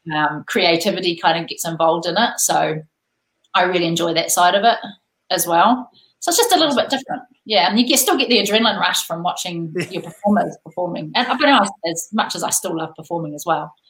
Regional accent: New Zealand; born or raised there

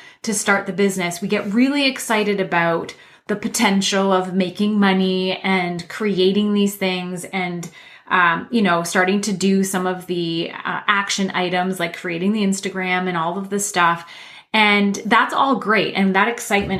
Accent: Canada; I'm Canadian

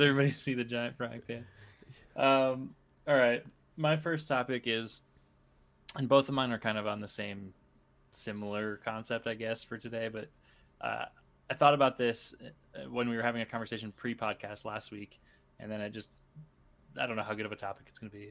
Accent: Cedar Falls, Iowa, United States; I grew up in Cedar Falls

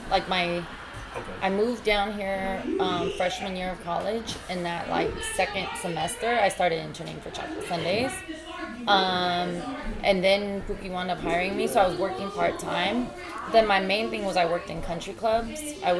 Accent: Alaska, United States; I moved back and forth a lot, but mostly I grew up in Alaska.

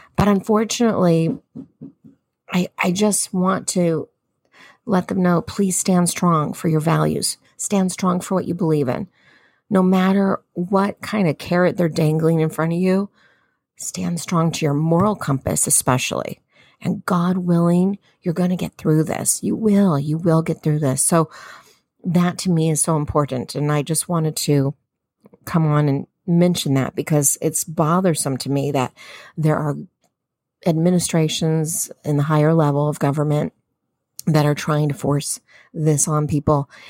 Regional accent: Southern California, United States; I'm Southern Californian

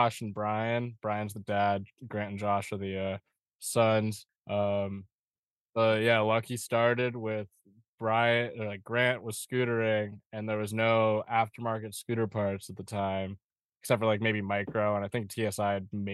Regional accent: Seattle, Washington, United States; I'm from Seattle.

